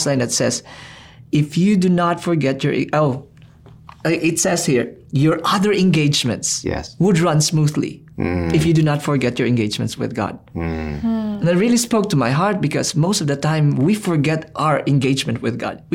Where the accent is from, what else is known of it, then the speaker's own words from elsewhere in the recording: Philippines; I'm a Filipino